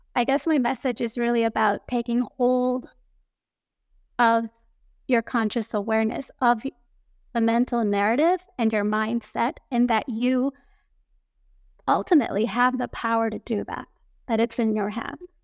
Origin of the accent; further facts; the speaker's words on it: Tokyo, Japan; I grew up here in Tokyo, Japan, going to international schools